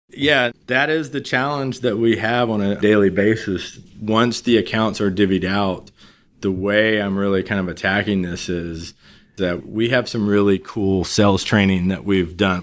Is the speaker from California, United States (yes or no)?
no; Beaumont, Texas, United States; moved away as an adult; also born or lived in Austin, Texas; I grew up in Southeast Texas, Beaumont, Texas